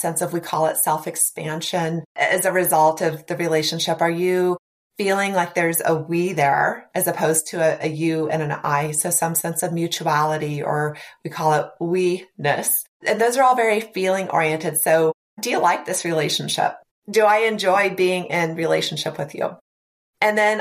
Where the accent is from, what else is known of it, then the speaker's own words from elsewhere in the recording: Nebraska, United States; I'm from Nebraska, so, you know, fairly rural